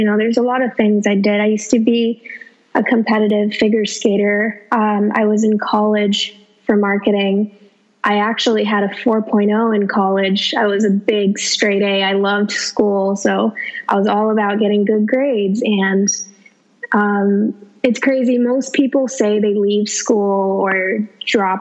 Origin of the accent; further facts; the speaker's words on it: Los Angeles, California, United States; I'm from Los Angeles